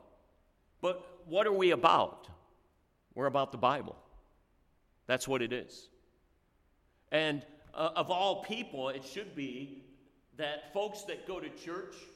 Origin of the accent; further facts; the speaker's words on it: born in Cleveland, Ohio, Midwest, United States; moved away as an adult; also born or lived in Indiana; now in Dover, Delaware, United States; I grew up in the Midwest, and I was born in Cleveland, Ohio, and then went to Indiana and worked there for over 30 years.